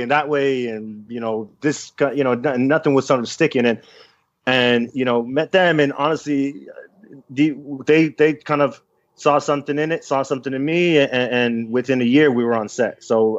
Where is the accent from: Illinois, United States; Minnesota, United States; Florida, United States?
Florida, United States; Miami; I am from Miami, but I've been living here.